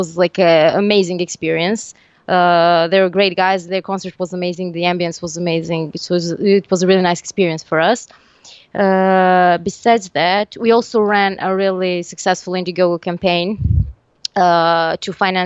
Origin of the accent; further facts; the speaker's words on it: Serbia; first language Serbian; English is a second language; now in Tunisia; I am from Serbia, but currently I live in Tunisia